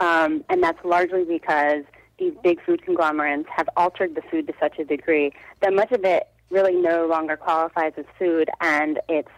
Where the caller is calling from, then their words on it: Brooklyn, New York, United States; I'm in Brooklyn, New York.